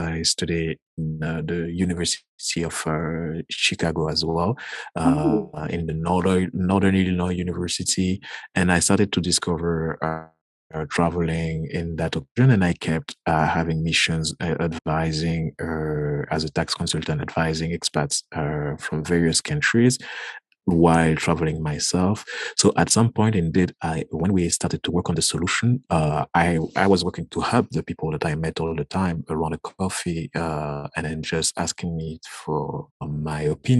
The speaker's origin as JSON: {"language": "English", "country": "Guadeloupe", "said": "from the Caribbean, Guadeloupe."}